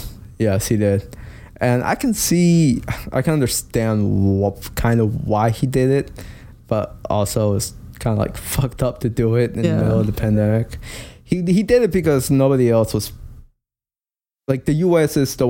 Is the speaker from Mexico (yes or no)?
yes; Mexico; Or to what the U.S., not me, because I'm from Mexico, remember?